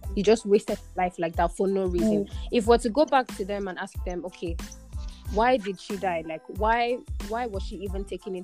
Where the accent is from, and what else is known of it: Nigeria; moved away